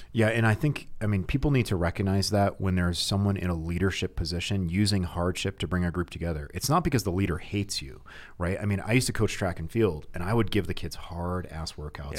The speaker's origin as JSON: {"language": "English", "region": "Connecticut", "country": "United States", "tie": "born or raised there", "moved": "yes", "lives_now": "Heber City, United States", "said": "I grew up in Connecticut"}